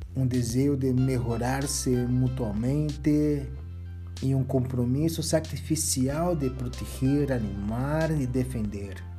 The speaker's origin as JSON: {"language": "Portuguese", "country": "Brazil", "said": "como brasileiro"}